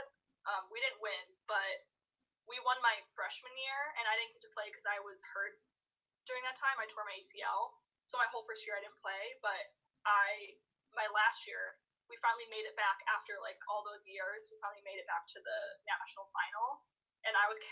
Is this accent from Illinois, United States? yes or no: yes; Chicago, Illinois, United States; moved away as an adult; also born or lived in Los Angeles, California; I got drafted to my hometown